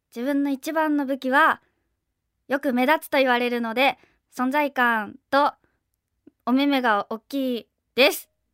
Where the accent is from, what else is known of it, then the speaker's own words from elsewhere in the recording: Osaka, Japan; 大阪府出身です